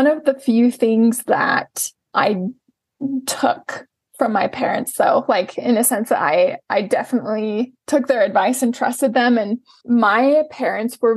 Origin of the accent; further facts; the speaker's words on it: Salt Lake City, Utah, United States; I was born and raised in Salt Lake City, Utah. I currently live in Salt Lake City, Utah